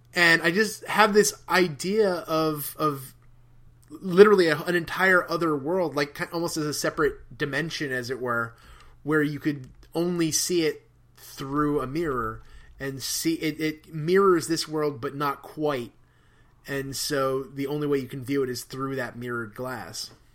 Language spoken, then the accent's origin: English; New Jersey, United States; when I was a kid, there used to be a magazine called Weird New Jersey